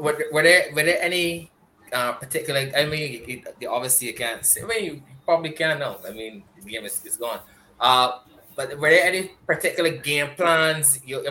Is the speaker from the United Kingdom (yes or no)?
yes; Yorkshire and the Humber, United Kingdom; I am a Yorkshireman, but I'm just saying, you know, it's Akeem Nero as a skipper.